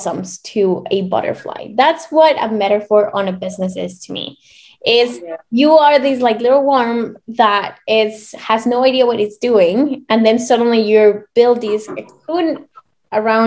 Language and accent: English; Mexico; moved away; I'm from Mexico originally